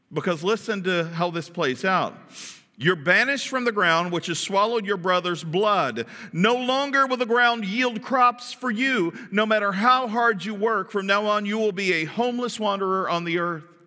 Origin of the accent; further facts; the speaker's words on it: Kentucky, United States; I grew up in Kentucky, and, and there was a lot of twang going on around there